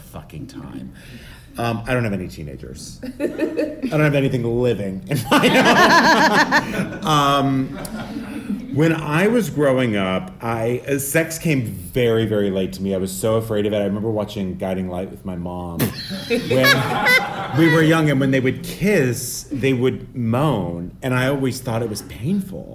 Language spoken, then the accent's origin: English; El Paso, Texas, United States; In El Paso, Texas.